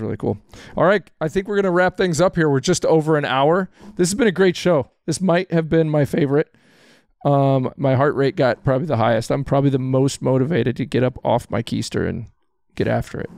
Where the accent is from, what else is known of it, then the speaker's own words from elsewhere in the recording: Texas, United States; moved away; I'm a Cowboys fan. I grew up in Texas